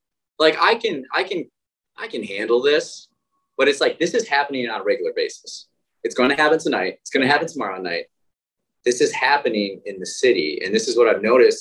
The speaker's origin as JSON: {"language": "English", "region": "Midwest", "country": "United States", "tie": "born or raised there", "moved": "yes", "said": "growing up in the Midwest as guys"}